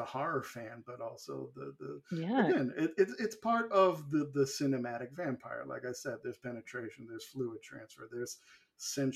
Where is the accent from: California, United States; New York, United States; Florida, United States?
New York, United States; Growing up in New York